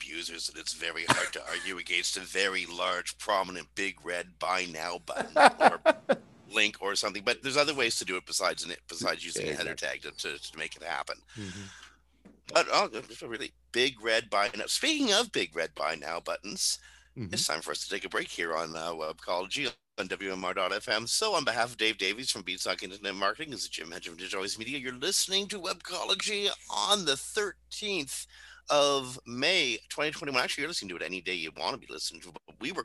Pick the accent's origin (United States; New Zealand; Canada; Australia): Canada; We're not used to measuring our accomplishments